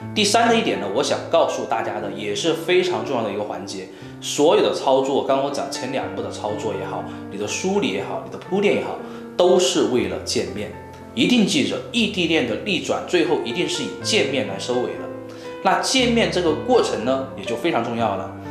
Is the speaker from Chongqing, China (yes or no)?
yes; Chongqing, China; 他女朋友呢是在重庆这边啊，就是我老家了啊。